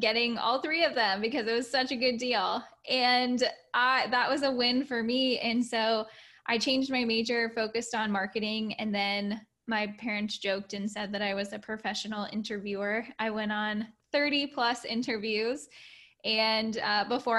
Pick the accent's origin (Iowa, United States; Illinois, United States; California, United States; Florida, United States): Florida, United States; also born or lived in Orlando, Florida; I was raised in Florida, then moved up to Orlando, the Orlando area